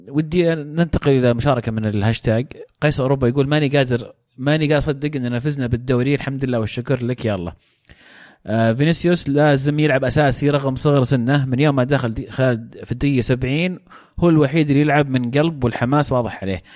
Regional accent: Saudi Arabia; كسعوديين كعرب كمسلمين

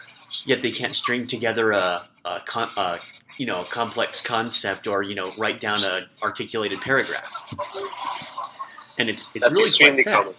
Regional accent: Midwest, United States; accent: Midwestern; also born or lived in Nebraska; I was from America

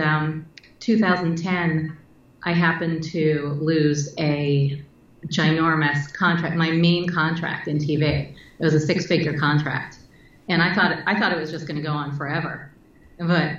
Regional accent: New York City, New York, United States; growing up in New York City when it was dirty and filled with perverts and muggers

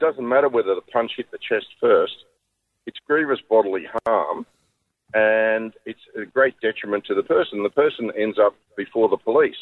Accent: Sydney, New South Wales, Australia; also born or lived in Penrith; when you're born in Darlinghurst

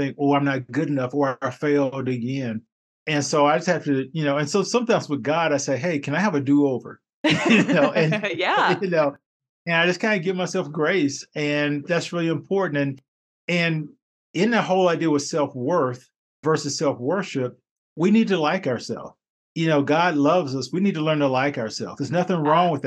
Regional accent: North Carolina, United States; I grew up in North Carolina

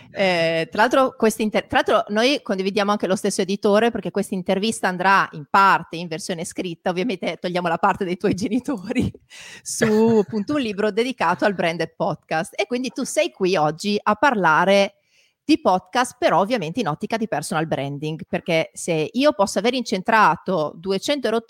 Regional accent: Emilia-Romagna, Italy; Eh, io da Emiliana fortemente... posso darti ragione

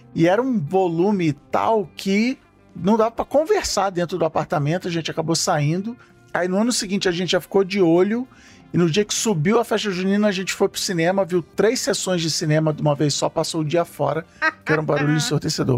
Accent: Rio de Janeiro, Brazil; eu morei a minha vida inteira na Ilha do Governador

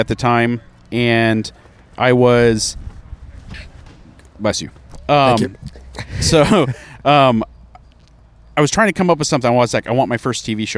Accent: Bend, Oregon, United States; moved away; also born or lived in San Francisco; Bend, Oregon, which is my hometown

